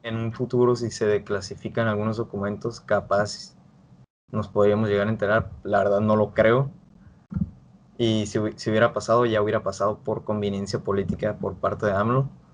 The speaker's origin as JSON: {"language": "Spanish", "country": "Mexico"}